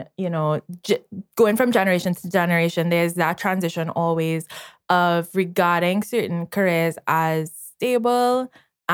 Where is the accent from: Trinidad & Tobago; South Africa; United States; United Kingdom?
Trinidad & Tobago; Trinidad is, we consider ourselves developing, but others would consider us third world